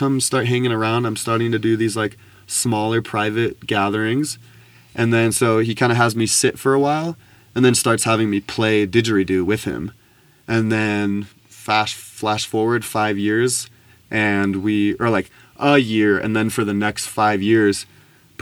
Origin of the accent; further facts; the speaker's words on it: United States; growing up in America